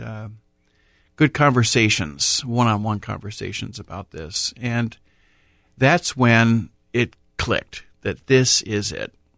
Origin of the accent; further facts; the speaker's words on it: Columbus, Ohio, United States; Born and raised in Columbus, baptized at Corpus Christi Parish in the south end of Columbus